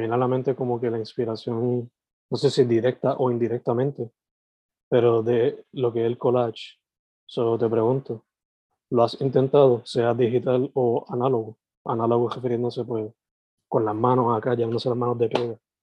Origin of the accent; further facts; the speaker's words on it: Vega Baja, Puerto Rico; no solamente de boricua, pero de cabajeño